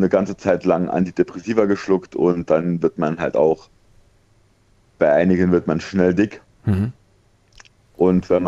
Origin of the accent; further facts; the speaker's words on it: Saarbrücken, Saarland, Germany; ich komme ja aus Saarbrücken und ich bin in Homburg, bin ich operiert worden.